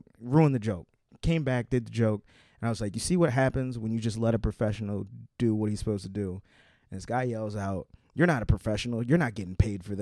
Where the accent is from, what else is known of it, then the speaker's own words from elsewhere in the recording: Baltimore, Maryland, United States; I'm from Baltimore. I'm a comedian